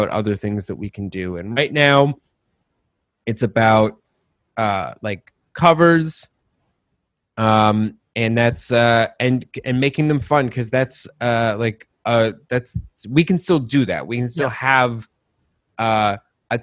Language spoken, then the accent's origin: English; Colorado, United States; moved away as an adult; also born or lived in Rochester, New York; now in New York, United States; I was born in Rochester, but I spent like most of my childhood in Colorado